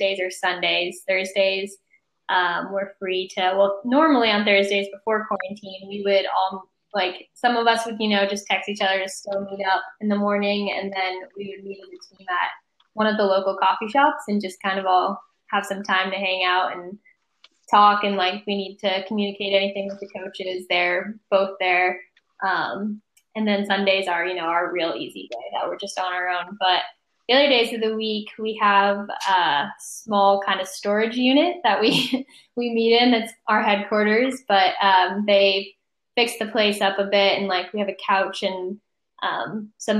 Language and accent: English; Pottsville, Pennsylvania, United States; moved away; I'm from Pottsville, which is about 2 hours northwest of Philadelphia.